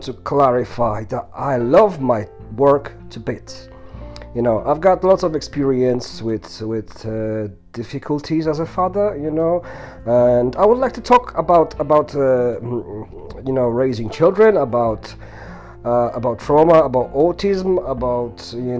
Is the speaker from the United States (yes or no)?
no; Poland; first language sign language; English is a second language; moved away as an adult; now in United Kingdom; originally I come from Poland. I've been living in UK for the past 15 years